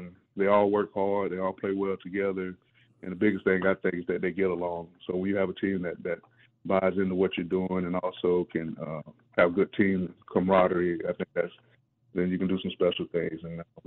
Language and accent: English; Cobb County, Georgia, United States; I'm originally from Cobb